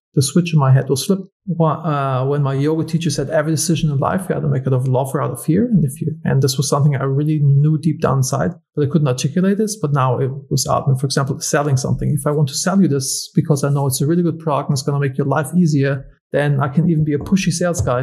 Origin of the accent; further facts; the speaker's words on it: Germany; moved away; I'm originally from Germany